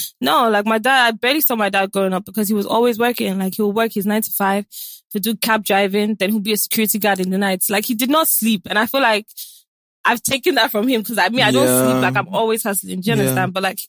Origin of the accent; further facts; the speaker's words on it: London, United Kingdom; moved away as an adult; also born or lived in New York, United States; now in Nigeria; I was born in London, born and raised in London. Then I got sent here when I was 13.